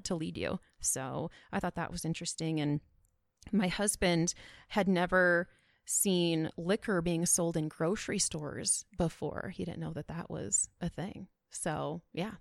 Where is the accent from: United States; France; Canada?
United States; Powell, Wyoming; I am from Wyoming